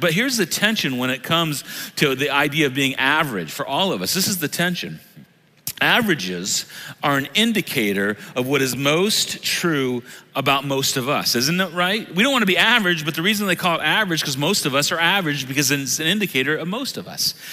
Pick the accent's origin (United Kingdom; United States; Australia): United States; I love being an American